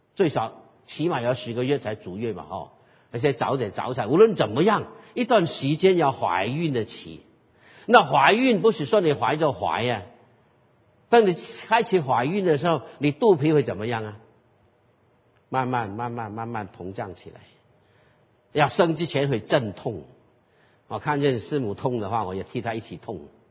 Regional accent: Guangdong, China; 所以我们广东人有句话

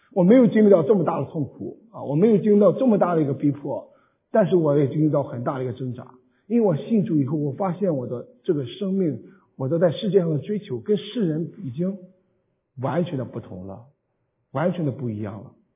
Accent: Qingdao, Shandong, China; now in San Jose, United States; 我会用乡音告诉你说安史山东请东引

